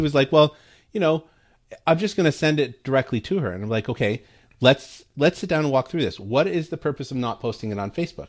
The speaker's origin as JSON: {"language": "English", "country": "Canada", "first_language": "English", "moved": "yes", "lives_now": "United States", "said": "for us as Canadians and natural born English speakers"}